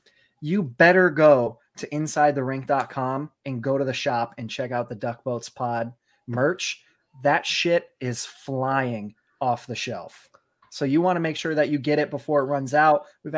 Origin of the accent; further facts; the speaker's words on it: New England, Connecticut, United States; moved away; I grew up in Connecticut, New England, so I grew up with Tom Brady, and then I move out here